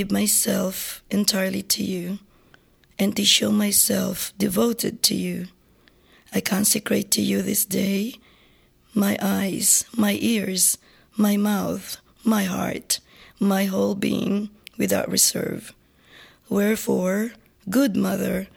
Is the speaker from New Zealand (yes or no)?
no; Marikina, Metro Manila, Philippines; moved away as an adult; also born or lived in Guam; now in Sacramento, United States; I was actually born and raised in the Philippines